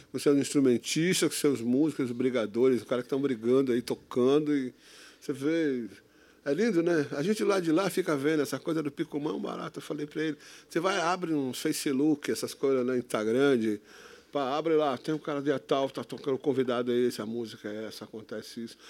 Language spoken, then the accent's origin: Portuguese; Santos, São Paulo, Brazil; Nasci em Santos, nasci em Santos